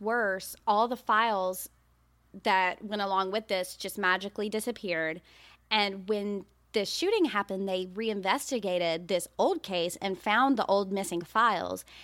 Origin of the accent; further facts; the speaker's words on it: Birmingham, Alabama, United States; Now, we're from Birmingham, Alabama